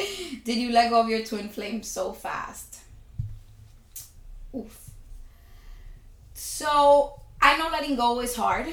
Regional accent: United States; being an American abroad

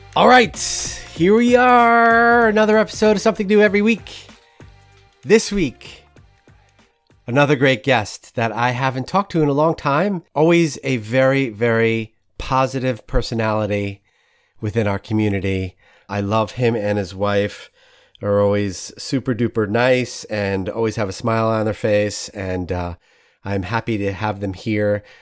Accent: New York City, New York, United States; being a New Yorker

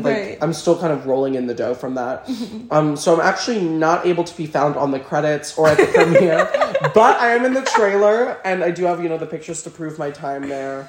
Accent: New Orleans, Louisiana, United States; So I'm from New Orleans. I lived there my entire life. Went to the same school my entire life.

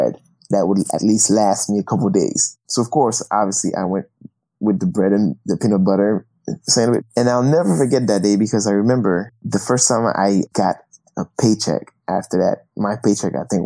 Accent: Haiti; I grew up in Haiti

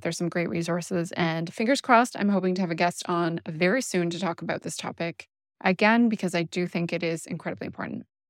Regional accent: Canada; I'm Canadian.

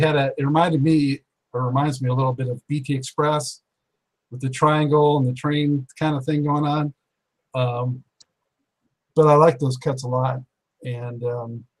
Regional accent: Los Angeles, California, United States; I grew up in Los Angeles

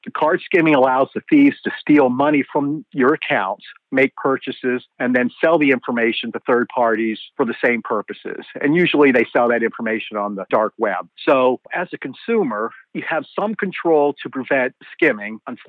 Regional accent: Pennsylvania, United States; also born or lived in Canada; I was born in Canada. I came to the United States when I was 3 years old. My dad was a salesman, so we moved around quite frequently as he went to different territories. I feel my home is Pennsylvania.

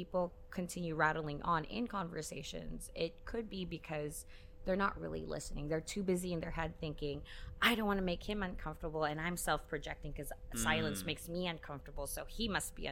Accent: Philippines; now in Hong Kong; being a Filipina in Hong Kong, I'm neither classed as a local nor an expat.

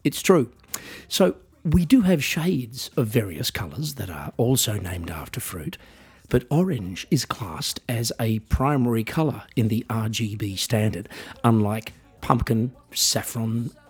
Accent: Australia; I am otherwise an Australian musician

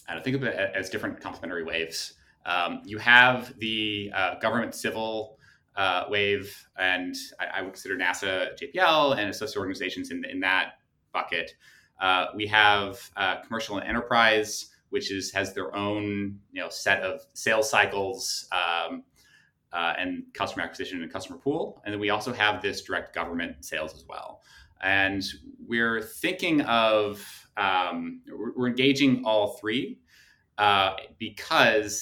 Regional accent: St. Louis, Missouri, United States; I grew up in St. Louis, Missouri

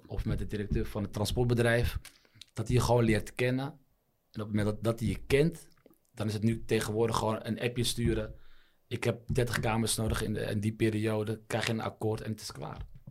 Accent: Netherlands; also born or lived in Morocco; Ik ben in Nederland geboren

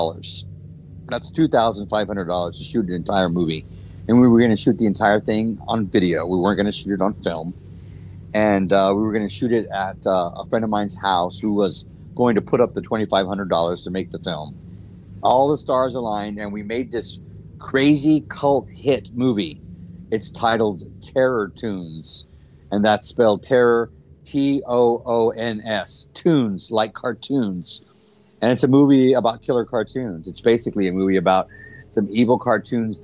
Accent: Helotes, Texas, United States; moved away; my hometown in Helotes, Texas, on my father's goat ranch

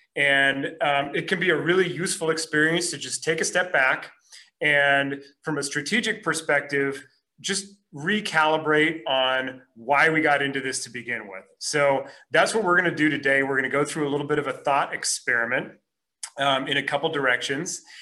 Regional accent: Minneapolis, Minnesota, United States; moved away as an adult; now in Los Angeles, United States; I'm originally from Minneapolis

